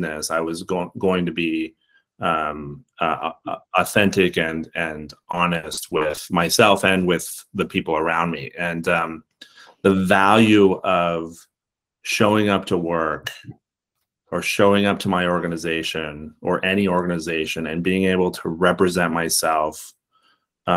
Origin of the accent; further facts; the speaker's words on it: Montana, United States; moved away as an adult; I'm a native Montanan